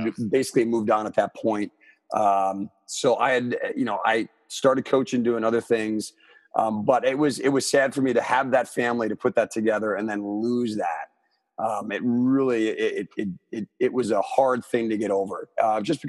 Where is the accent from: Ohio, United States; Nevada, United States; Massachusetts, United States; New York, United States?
New York, United States; Armonk; my hometown, which is Armonk, New York, back in Westchester County